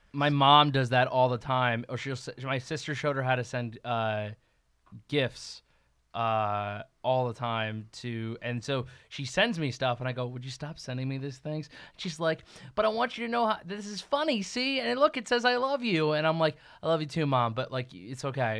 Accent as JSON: {"language": "English", "region": "East Coast", "country": "United States", "moved": "yes", "said": "I'm from the East Coast originally"}